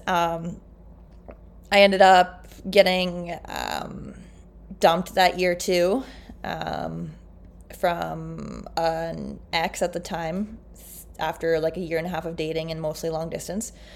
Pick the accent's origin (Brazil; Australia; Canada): Canada; I'm like can- Canadian